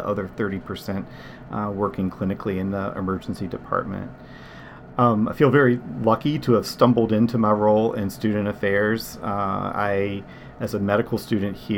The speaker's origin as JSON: {"language": "English", "region": "Virginia", "country": "United States", "said": "I'm actually from Virginia"}